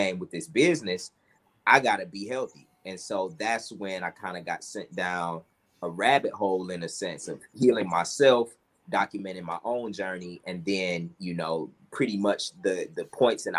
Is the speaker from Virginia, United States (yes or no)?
no; Cleveland, Ohio, United States; moved away; also born or lived in Atlanta, Georgia; I'm originally from Cleveland, Ohio. I also have Atlanta as kind of my second home